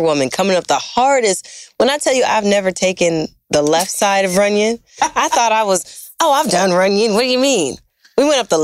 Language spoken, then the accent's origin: English; Detroit, Michigan, United States; now in Los Angeles, United States; I am from Detroit.